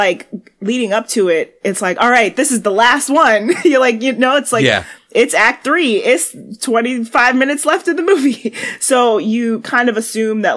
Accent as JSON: {"language": "English", "town": "New York City", "region": "New York", "country": "United States", "said": "I'm a New Yorker"}